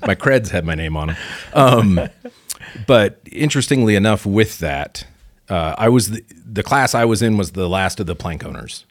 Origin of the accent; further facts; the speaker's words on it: Pacific Northwest, United States; moved away; also born or lived in Chicago; I'm from the Pacific Northwest originally